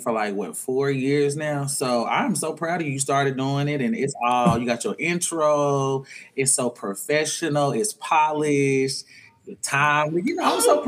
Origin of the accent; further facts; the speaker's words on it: Arkansas, United States; moved away as an adult; now in Atlanta, United States; I'm originally from Arkansas, 29 years old, currently living in Atlanta. Moved here in 2018